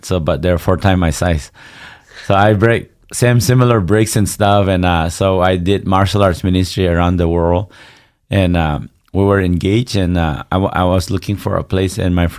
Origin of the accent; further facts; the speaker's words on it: Northeast India, India; Yeah, I grew up in India, but very close to Burma. So we're actually a tribe, a 40-plus tribe. We're supposed to be a nation called Naga, but we haven't got the freedom.